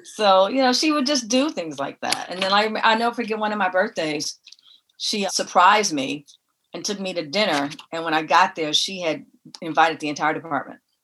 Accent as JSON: {"language": "English", "town": "Detroit", "region": "Michigan", "country": "United States", "tie": "born or raised there", "also_born_or_lived": "Tennessee", "moved": "yes", "lives_now": "Los Angeles, United States", "said": "I grew up in Detroit."}